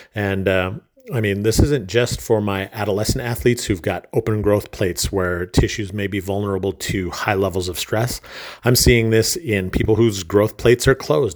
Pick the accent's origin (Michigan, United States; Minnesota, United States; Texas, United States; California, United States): Minnesota, United States; moved away as an adult; my home state of Minnesota